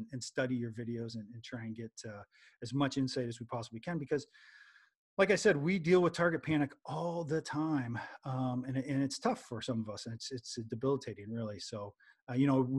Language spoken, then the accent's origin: English; Canada; moved away; I'm originally from Canada